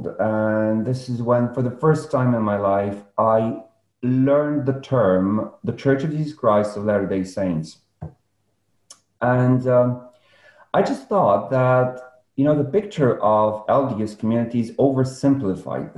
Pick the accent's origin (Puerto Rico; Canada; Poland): Poland; I was born in Poland